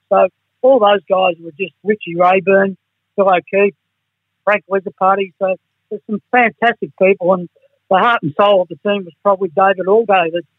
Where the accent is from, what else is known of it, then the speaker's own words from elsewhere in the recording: Fitzroy, Victoria, Australia; It was a challenge, but I come from Fitzroy, Kevin.